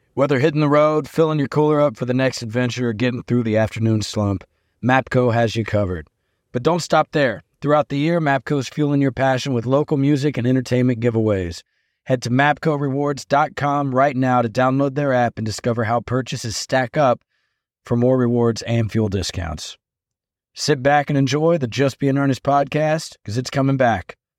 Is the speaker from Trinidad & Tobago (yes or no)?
no; Nashville, Tennessee, United States; being from Nashville